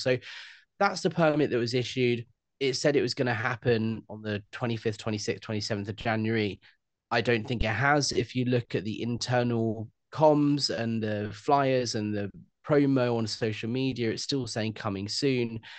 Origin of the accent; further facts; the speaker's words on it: United Kingdom; that's who we are as British people